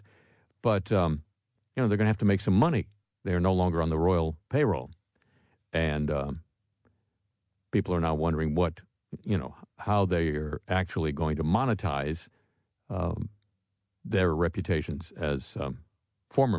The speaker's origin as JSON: {"language": "English", "country": "United States", "said": "I, as an American"}